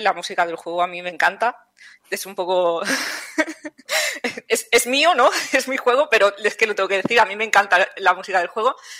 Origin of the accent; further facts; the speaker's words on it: Palau-solità i Plegamans, Catalonia, Spain; moved away as an adult; also born or lived in Mataró; now in Villena, Spain; yo he estudiado y soy de Cataluña. Yo estudié en Mataró, en la Tecnocampus, que es de la Pompeu Fabra, y yo soy de un pueblecillo de, Palau de Plegamans.